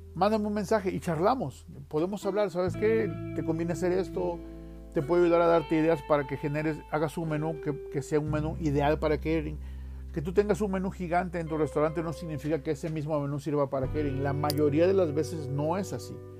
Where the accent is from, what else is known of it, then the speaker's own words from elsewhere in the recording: Veracruz, Mexico; now in Salt Lake City, United States; yo soy de Veracruz